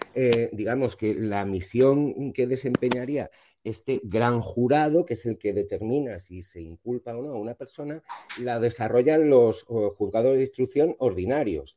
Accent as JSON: {"language": "Spanish", "country": "Spain", "said": "cómo somos los españoles"}